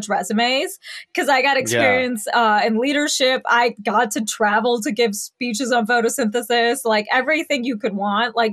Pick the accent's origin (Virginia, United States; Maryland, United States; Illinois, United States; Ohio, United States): Illinois, United States; Chicago; I grew up in the suburbs of Chicago